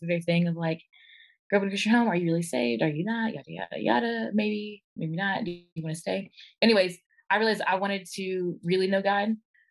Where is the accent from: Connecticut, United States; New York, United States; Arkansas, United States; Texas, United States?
Arkansas, United States; I am from Arkansas. Grew up in single parent home, raised by my mama